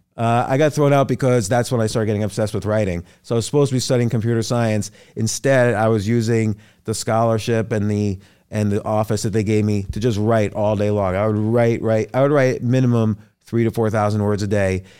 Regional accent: New Brunswick, New Jersey, United States; also born or lived in New York; Born in New York, grew up, like, around New York, New Jersey.

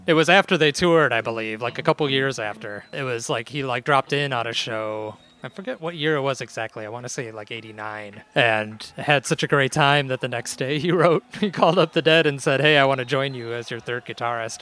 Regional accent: Chicago, Illinois, United States; as a Chicagoan

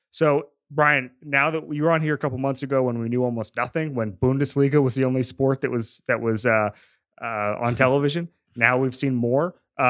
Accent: Orlando, Florida, United States; also born or lived in Miami; I grew up in a place, so I'm from Orlando, not a huge talk radio culture.

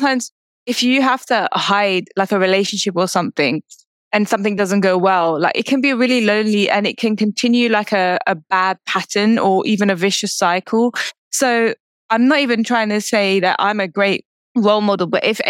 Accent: United Kingdom; I'm British. I was born in the UK, but I'm also Indian

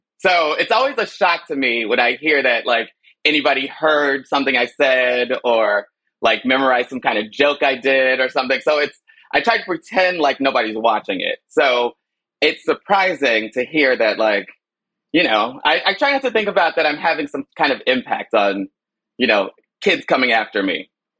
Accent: Chicago, Illinois, United States; moved away; I was born in Chicago

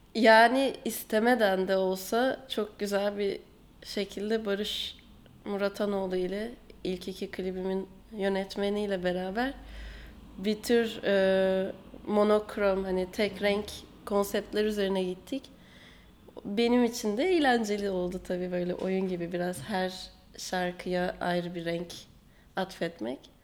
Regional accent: Aegean Region, Turkey

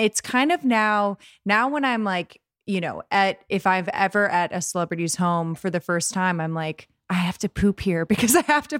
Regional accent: Columbus, Ohio, United States; from my hometown, Columbus, Ohio.

